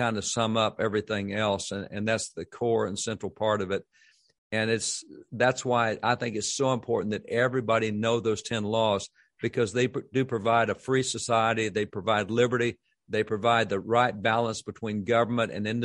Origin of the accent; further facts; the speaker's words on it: Texas, United States; as a Texan